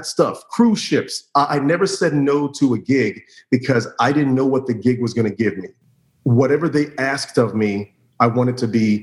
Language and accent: English; Orlando, Florida, United States; I was very lucky growing up in Orlando in the late 80s, early 90s is when I started acting